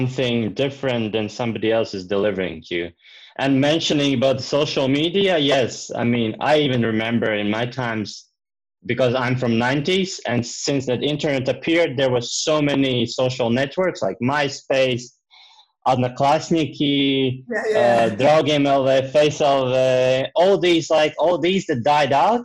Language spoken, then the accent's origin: English; Latvia; I'm from Latvia.